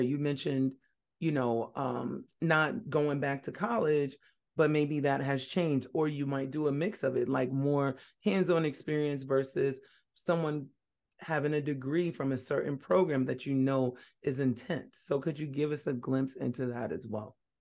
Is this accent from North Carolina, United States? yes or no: yes; North Carolina, United States; also born or lived in Brooklyn, New York; living in North Carolina? That's where I grew up.